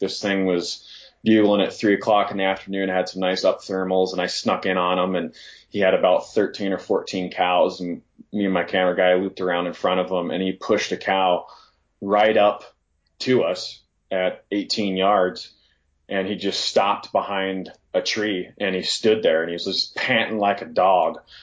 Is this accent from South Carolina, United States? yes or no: no; Northwest Montana, United States; moved away; coming from Northwest Montana, I grew up in the Platte Valley